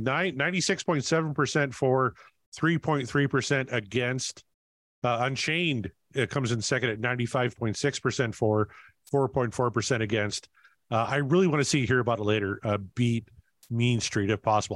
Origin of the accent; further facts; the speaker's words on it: Canada; I'm Canadian.